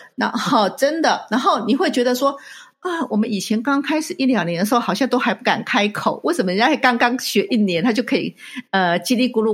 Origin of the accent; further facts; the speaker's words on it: Taiwan; moved away; 我小时候，在台湾学的时候，学，不管是英文或是其他的语言